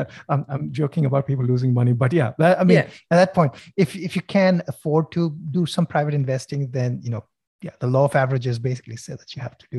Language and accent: English; Sydney, New South Wales, Australia; Okay, since we are, I'm from Sydney.